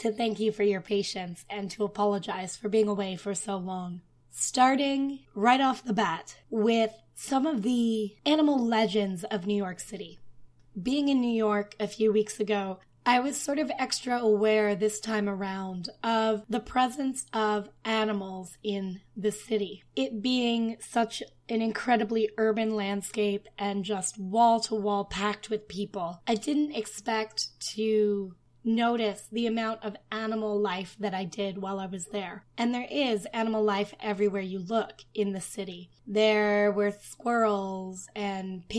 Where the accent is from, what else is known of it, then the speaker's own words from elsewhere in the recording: Ottawa, Ontario, Canada; now in Toronto, Canada; I'm from Ottawa